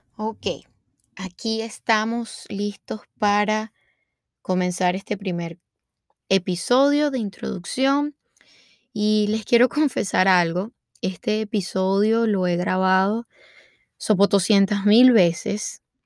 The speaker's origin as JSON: {"language": "Spanish", "country": "Venezuela", "moved": "as an adult", "lives_now": "United States", "said": "soy venezolana y tengo 30 años. me vine a vivir a Estados Unidos hace aproximadamente 5 años"}